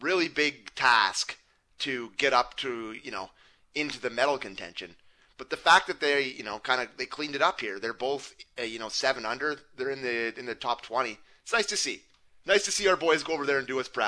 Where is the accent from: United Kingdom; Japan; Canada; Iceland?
Canada; I'm Canadian